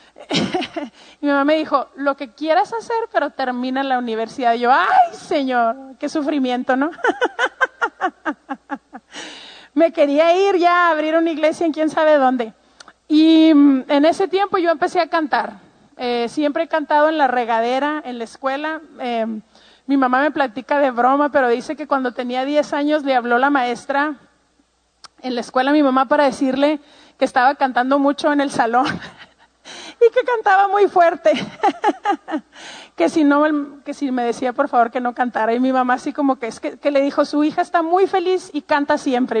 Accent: Ciudad Juárez, Chihuahua, Mexico; Yo pues soy mexicana, em, tengo treinta y tantos años y eh, crecí toda mi vida en la frontera con Estados Unidos en un lugar que se llama Juárez, Chihuahua

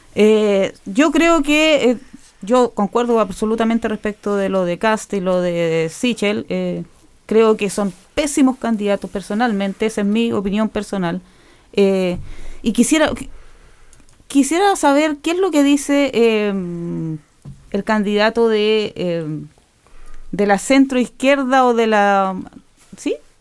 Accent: Chile; moved away; como chilenos

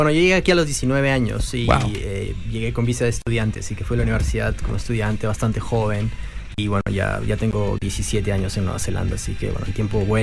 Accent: Arequipa, Peru; also born or lived in Auckland, New Zealand; now in Christchurch, New Zealand; Bueno, yo soy peruano pero eh, un detalle ahí. Yo soy de una provincia que se llama Arequipa. Y los arequipeños somos más arequipeños que peruanos.

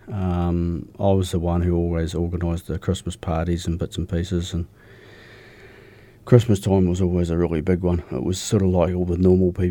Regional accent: Milton, Otago, New Zealand; also born or lived in Riverton / Dunedin; Yeah, I grew up down south. I was um, just out of Dunedin. I was born in Milton.

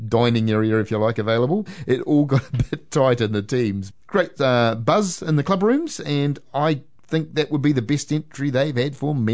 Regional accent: Waitara, Taranaki, New Zealand; I can't argue whether I'm born and bred in Waitara.

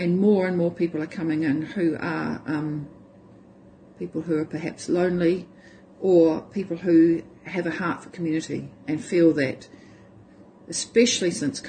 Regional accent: Hamilton, Waikato, New Zealand; born there; And I was born in Hamilton, but I hadn't lived there.

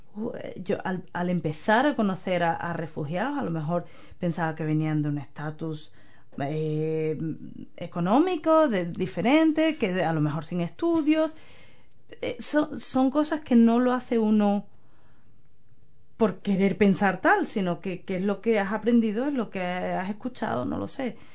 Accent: Spain; now in New Zealand; desde que yo me fui de España

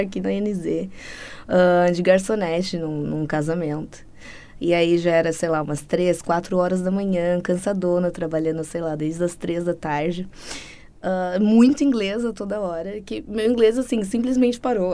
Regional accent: São Bernardo do Campo, São Paulo, Brazil; moved away as an adult; also born or lived in Australia; now in New Zealand; eu sou de São Bernardo, nasci em São Bernardo do Campo, São Paulo

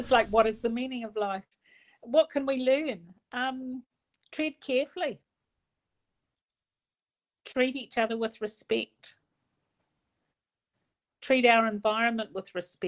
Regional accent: Pukekohe, Auckland, New Zealand; now in Whakatāne, New Zealand; I grew up in Pukekohe in South Auckland

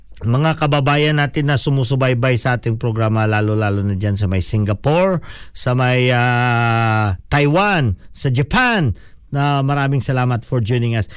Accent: Philippines; Tagalog is a second language; now in New Zealand; Dahil Pilipino tayo

